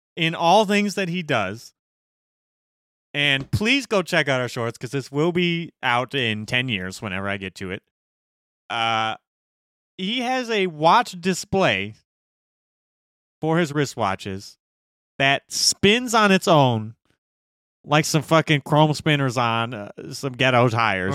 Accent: Gary, Indiana, United States; we grew up in Gary

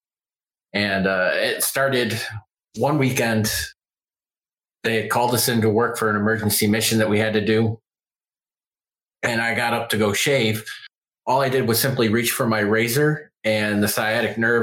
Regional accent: western New York State, United States; moved away; I grew up in the Northeast. I grew up in New York State.

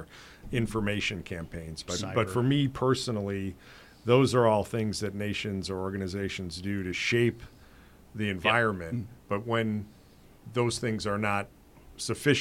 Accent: United States; as an American

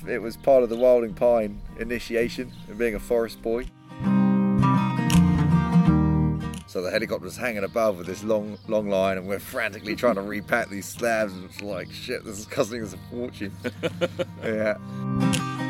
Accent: London, United Kingdom; moved away as an adult; now in New Zealand; I grew up in London, went to university there

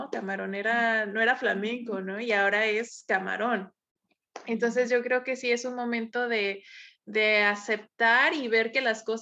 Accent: Mexico; También como mexicanos, como, o sea, nosotros escuchamos nuestra música, ¿no?

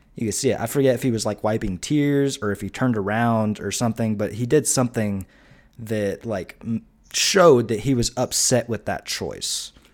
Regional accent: United States; we're American

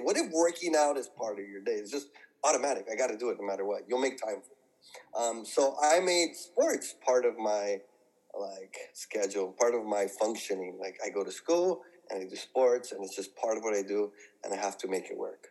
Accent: San Gabriel Valley, California, United States; I'm from the San Gabriel Valley

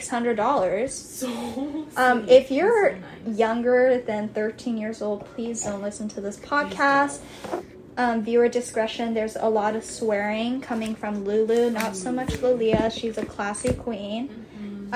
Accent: Kailua-Kona, Hawaii, United States; We're from Big Island of Hawaii. Wesai konasai. Kailua Kona. So when we say home, that's where we're referencing

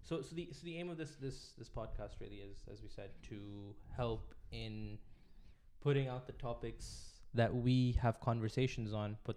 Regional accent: Pakistan; also born or lived in Middle East; We're both from Pakistan, and we both grew up in the Middle East.

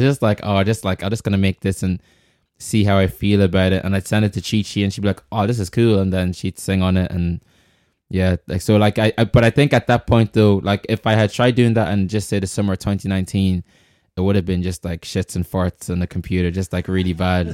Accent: Ireland; also born or lived in Congo; I grew up here

